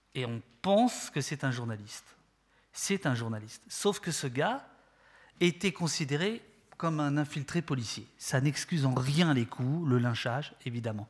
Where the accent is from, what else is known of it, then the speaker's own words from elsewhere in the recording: France; accent: French; vous l'entendez à mon accent, euh, je suis désolé, français